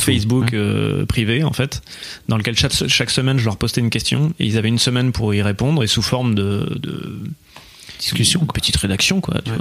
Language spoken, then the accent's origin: French; Bordeaux, Nouvelle-Aquitaine, France; je, suis né à Bordeaux.